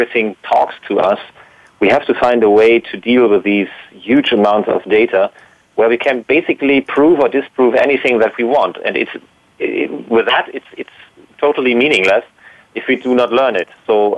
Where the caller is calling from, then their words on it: Baden-Württemberg, Germany; Yes, near Heidelberg. Germany near Heidelberg, yes.